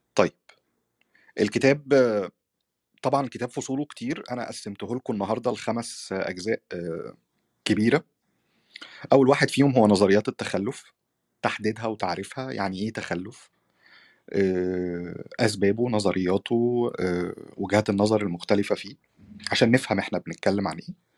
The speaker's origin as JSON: {"language": "Arabic", "country": "Egypt", "said": "في بلدنا مصر"}